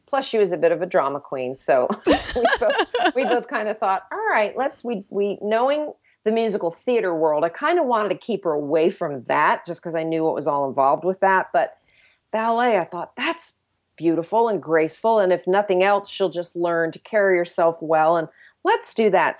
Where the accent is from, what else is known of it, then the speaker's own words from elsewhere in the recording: United States; as American Christians